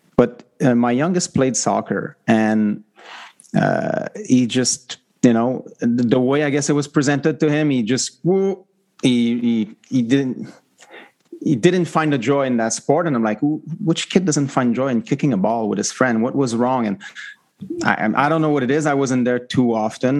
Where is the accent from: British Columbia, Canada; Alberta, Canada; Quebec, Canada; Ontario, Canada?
Quebec, Canada; now in Vancouver, Canada; I live in Vancouver and I'm from Quebec